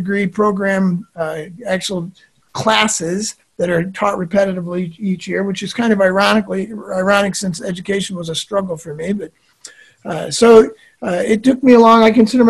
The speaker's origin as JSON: {"language": "English", "region": "Midwest", "country": "United States", "tie": "born or raised there", "said": "I grew up in the Midwest."}